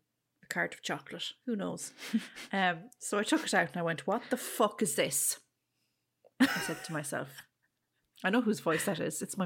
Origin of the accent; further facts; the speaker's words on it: Ireland; it's not a name we would have come across growing up in Ireland, really, so.